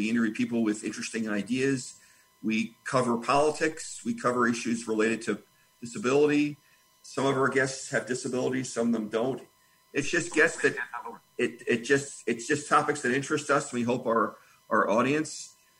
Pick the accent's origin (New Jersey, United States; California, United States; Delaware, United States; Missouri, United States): Missouri, United States; Columbia; I'm from Columbia, Missouri.